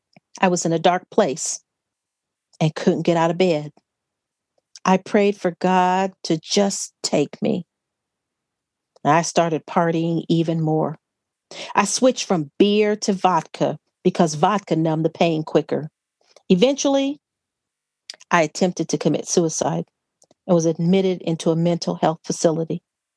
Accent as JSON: {"language": "English", "town": "Gary", "region": "Indiana", "country": "United States", "tie": "born there", "said": "So they married, and I was born in Gary, Indiana."}